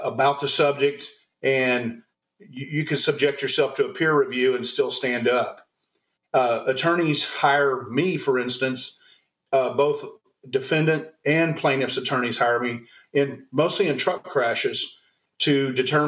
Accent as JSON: {"language": "English", "region": "Texas", "country": "United States", "moved": "yes", "said": "I'm originally from Texas, did a lot of time in the Air Force"}